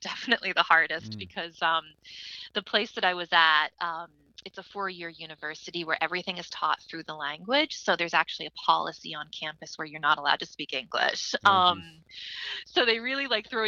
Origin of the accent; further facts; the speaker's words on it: United States; also born or lived in Isle of Skye; my own heritage of being American and being an American with Celtic roots